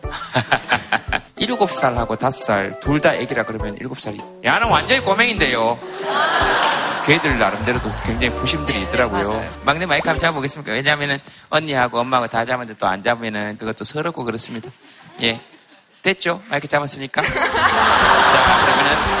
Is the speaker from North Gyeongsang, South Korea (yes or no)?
yes; Yeongcheon, North Gyeongsang, South Korea; 영천시 고경면 창아리입니다.